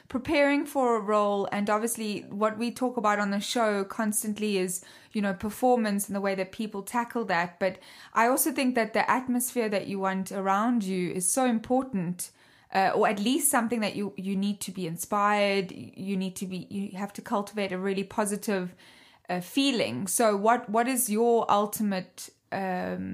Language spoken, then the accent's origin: English; South Africa; accent: half Australian, half British, half Dutch; I'm South African, as you can hear